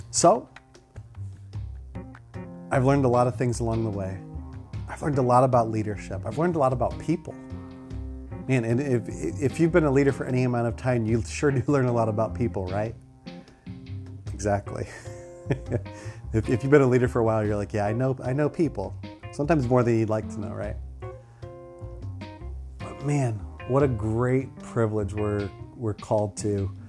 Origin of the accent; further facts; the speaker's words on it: Ohio, United States; moved away as an adult; also born or lived in Philadelphia, Pennsylvania / Huntington Station, New York / Detroit, Michigan; now in Virginia Beach, United States; I loved growing up in Ohio, and I have such fondness for my home state. Grew up in Ohio